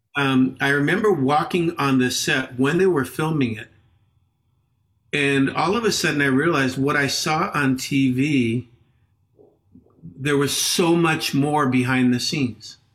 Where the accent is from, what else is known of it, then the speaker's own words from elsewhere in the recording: Los Angeles, California, United States; moved away as an adult; now in Peru; I grew up in Los Angeles